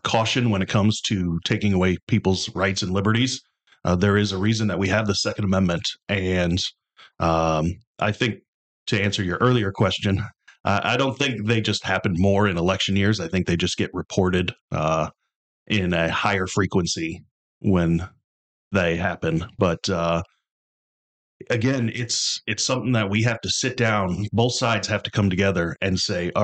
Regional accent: St. Louis, Missouri, United States; also born or lived in St. Charles, Missouri; I'm a small business owner, a lifelong Missourian. I was born and raised in the St. Louis area, moved out to St. Charles

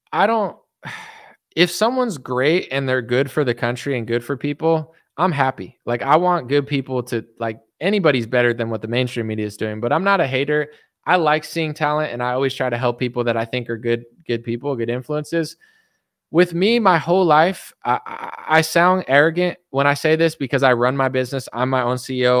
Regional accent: East Coast, United States; moved away; I'm from the East Coast.

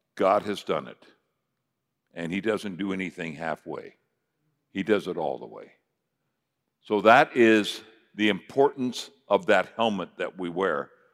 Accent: United States; I'm an American

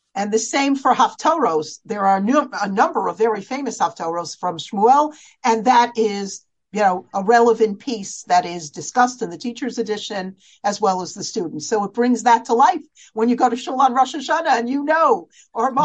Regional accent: United States; as American girls

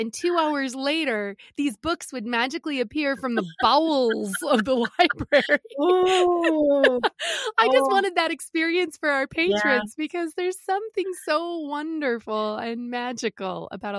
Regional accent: Menominee, Michigan, United States; also born or lived in Green Bay, Wisconsin; Now I'm a Youper.

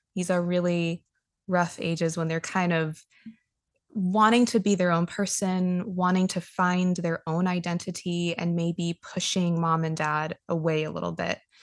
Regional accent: Los Angeles, California, United States; moved away; growing up in Los Angeles

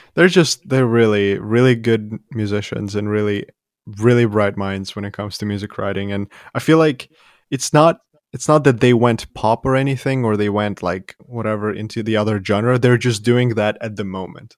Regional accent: Ivano-Frankivsk, Ivano-Frankivsk Oblast, Ukraine; moved away; I was born in Western Ukraine

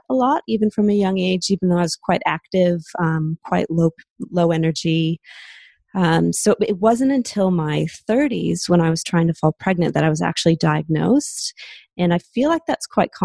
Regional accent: Seattle, Washington, United States; accent: American; moved away as an adult; now in Australia; I'm originally from Seattle in the States, but I moved over to Australia about 15 years ago.

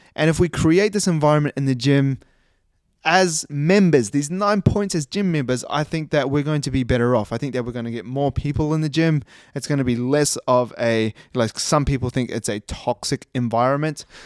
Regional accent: New Zealand; also born or lived in Christchurch, New Zealand; now in Australia; I live in Australia. And I was born in New Zealand

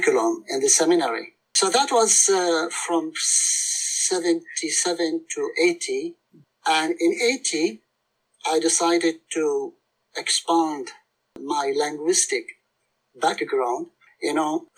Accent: Mosul, Nineveh, Iraq; moved away; I was born in Nineveh.

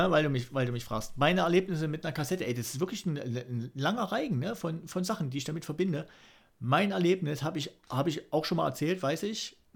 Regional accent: East Germany, Germany; Aber ah, als Ossi-Junge, da hat es echt schwer.

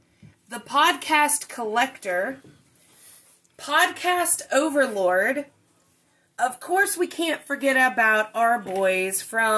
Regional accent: Louisville, Kentucky, United States; I was born and raised in Kentucky, so technically it doesn't matter. My blood is half Hoosier from Indiana and half from Kentucky. But I was born and raised in Kentucky

